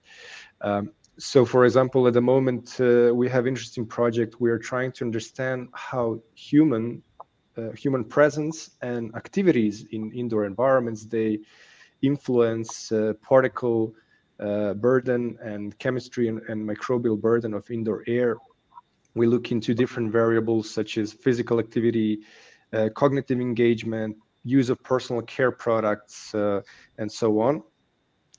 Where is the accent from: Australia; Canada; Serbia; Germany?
Serbia; Belgrade; moved away as an adult; also born or lived in Singapore / Denmark / Berkeley, California; growing up in Belgrade, which is capital of Serbia